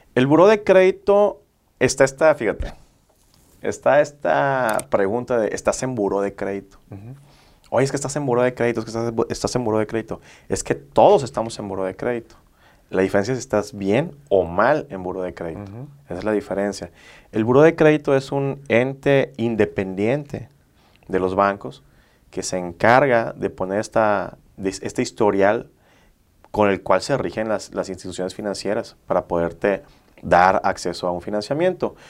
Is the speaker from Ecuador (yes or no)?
no; Villahermosa, Tabasco, Mexico; moved away as an adult; now in Monterrey, Mexico; Yo soy originario de Villahermosa, Tabasco